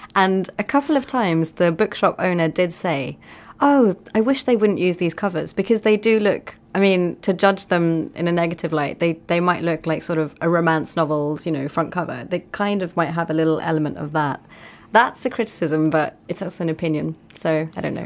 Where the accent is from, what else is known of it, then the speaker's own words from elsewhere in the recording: Pakistan; I'm Pakistani